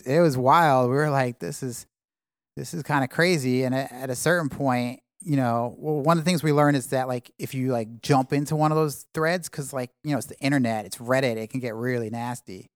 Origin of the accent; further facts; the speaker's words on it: New York City, New York, United States; moved away as an adult; also born or lived in California / London; I grew up in, in Manhattan